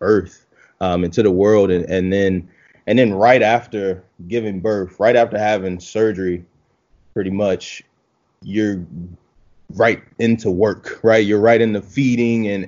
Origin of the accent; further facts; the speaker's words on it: Baltimore, Maryland, United States; moved away as an adult; also born or lived in Philadelphia, Pennsylvania; So I'm from Baltimore, Maryland, originally.